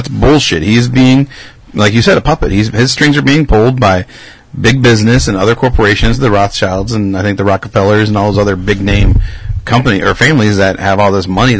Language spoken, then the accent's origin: English; United States; we're born American.